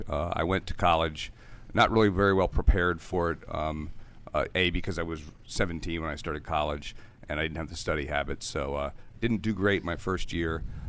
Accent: Severna Park, Maryland, United States; I grew up in Severna Park, Maryland.

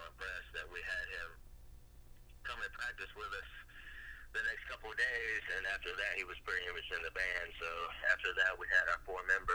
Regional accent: New Hill, North Carolina, United States; I grew up here in New Hill, North Carolina

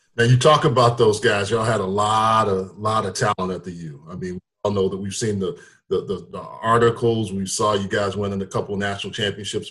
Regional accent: Texas, United States; growing up in Texas

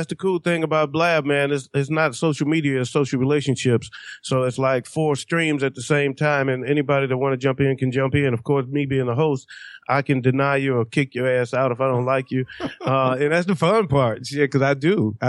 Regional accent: Detroit, Michigan, United States; Well, anyway, you know, I hail from

